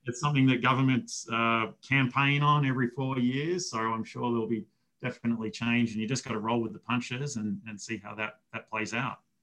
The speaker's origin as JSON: {"language": "English", "town": "Melbourne", "region": "Victoria", "country": "Australia", "tie": "born or raised there", "moved": "as an adult", "lives_now": "United States", "said": "I grew up in Australia"}